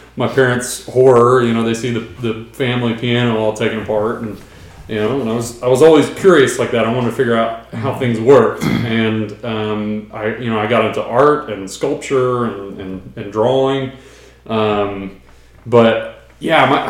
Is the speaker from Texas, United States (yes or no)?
yes; Brenham, Texas, United States; I grew up in Brenham, so another small town